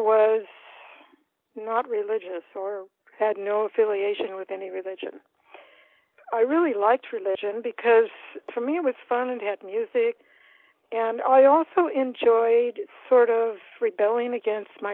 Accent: Davis, California, United States; also born or lived in Madison, Wisconsin / Moscow, Idaho / Berkeley, California; ended up in Davis, California. 1955, we came. It's a beautiful little town, 2,000 people

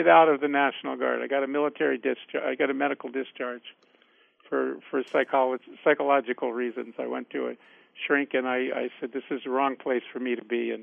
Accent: Washington, District of Columbia, United States; I grew up in Washington, D.C. I was on 16th and Calorama Road, which is what they call Adams Morgan

